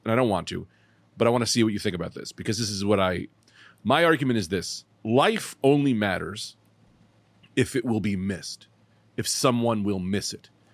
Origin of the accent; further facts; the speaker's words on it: Bloomfield, New Jersey, United States; I'm from Bloomfield.